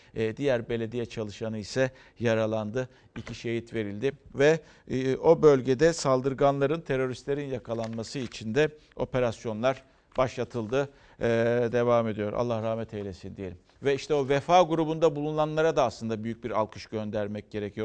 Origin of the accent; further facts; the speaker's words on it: Karacasu, Aydın, Turkey; memleketim Aydın Karaca Su'dan